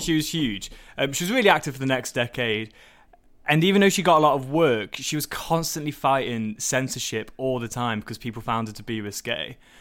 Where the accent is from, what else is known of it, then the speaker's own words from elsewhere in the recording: Staffordshire, West Midlands, United Kingdom; I grew up in Staffordshire